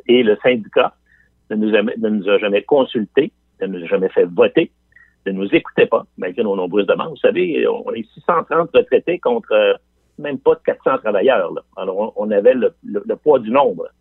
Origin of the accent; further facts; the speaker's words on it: Quebec City, Quebec, Canada; je viens de Limoilou. Je viens de, je viens de ce qu'on appelle l'Anglopole à trois coins de rue